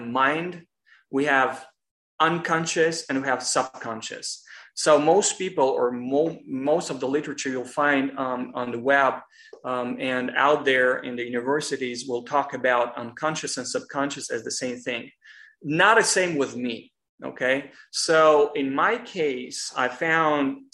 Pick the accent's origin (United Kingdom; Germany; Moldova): Moldova; now in Los Angeles, United States; I'm originally from Republic of Moldova, but it's pretty much the neighbor of Romania.